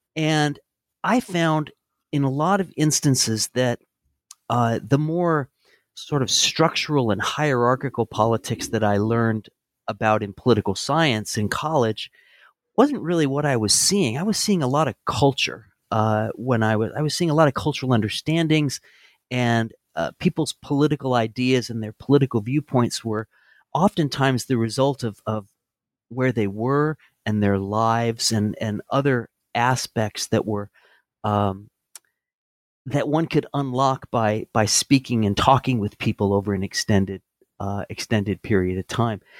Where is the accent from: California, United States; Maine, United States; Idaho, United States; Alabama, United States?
California, United States; Santa Barbara; moved away as an adult; also born or lived in Chapel Hill, North Carolina; now in Aiken, United States; I grew up in Southern California in Santa Barbara